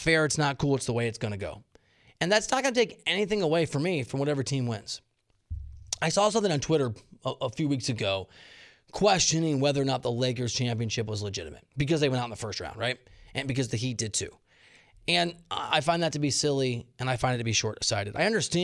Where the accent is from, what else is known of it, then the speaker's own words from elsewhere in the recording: Dubuque, Iowa, United States; moved away; also born or lived in Kansas City / Columbia, Missouri / Arkansas; I'm from Dubuque, Iowa.